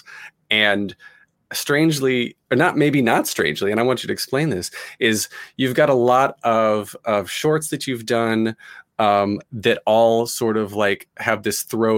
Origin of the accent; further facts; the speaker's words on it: United States; as an American